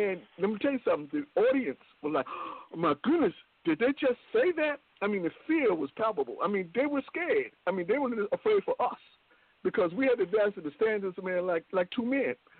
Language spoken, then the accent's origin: English; Richmond, United States; we grew up in Richmond.